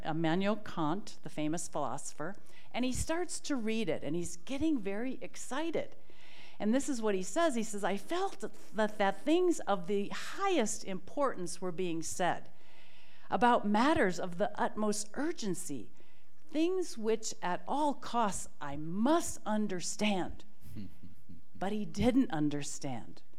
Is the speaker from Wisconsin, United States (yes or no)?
yes; Milwaukee, Wisconsin, United States; at the Milwaukee Public Schools, my hometown